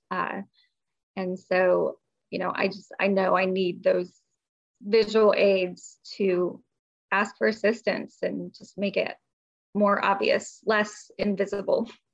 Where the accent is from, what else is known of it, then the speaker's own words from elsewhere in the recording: Midwest, United States; now in North Carolina, United States; I'm originally from the Midwest, so I don't have a Southern accent, but we do live in the South. We live in North Carolina